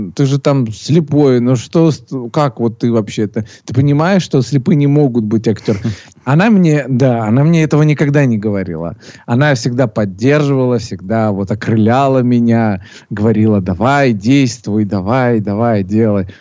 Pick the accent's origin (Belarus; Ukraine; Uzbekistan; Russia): Russia; Sochi, Krasnodar Krai; родился я в городе э, Сочи